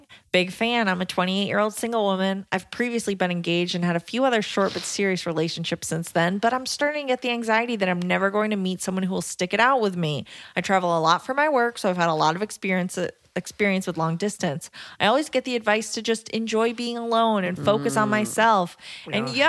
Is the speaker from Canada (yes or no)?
yes; Canada; I'm also Canadian.